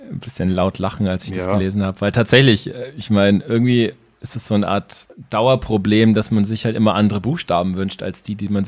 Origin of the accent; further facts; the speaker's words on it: Ansbach, Bavaria, Germany; Ich bin in Ansbach aufgewachsen. Und obwohl Nürnberg als Stadt relativ nah war, gab es da gar keinen Austausch in den ersten Jahren.